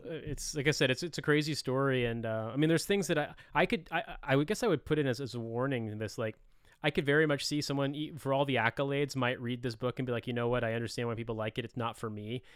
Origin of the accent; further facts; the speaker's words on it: Indiana, United States; I'm from the Midwest. I'm from Indiana.